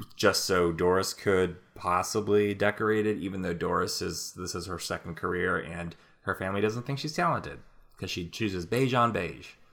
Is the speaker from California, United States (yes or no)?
yes; Napa, California, United States; moved away; this Bottle Rock festival that's in my hometown